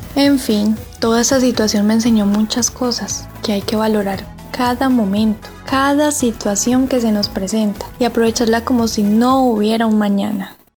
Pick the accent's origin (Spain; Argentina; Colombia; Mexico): Colombia; now in Armenia, Colombia